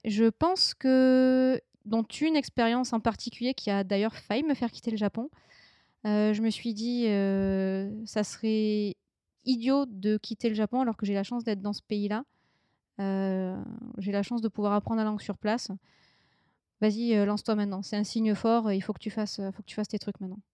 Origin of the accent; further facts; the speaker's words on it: France; moved away; j'ai quitté la France